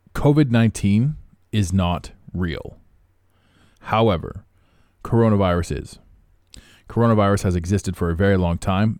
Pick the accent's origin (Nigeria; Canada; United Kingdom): Canada; I don't even live in America. I am Canadian